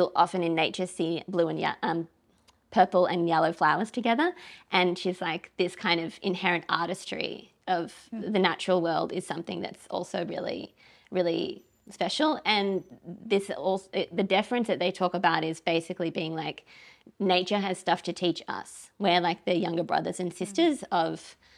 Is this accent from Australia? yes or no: yes; Australia; moved away; also born or lived in London / Paris; as an Australian